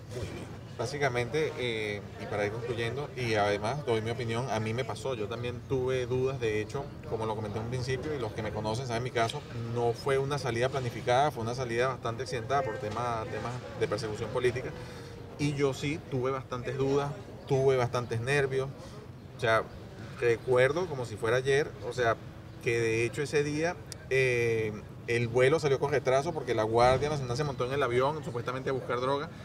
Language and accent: Spanish; Venezuela; moved away as an adult; also born or lived in Portugal (parents); now in Spain; salimos tarde de Venezuela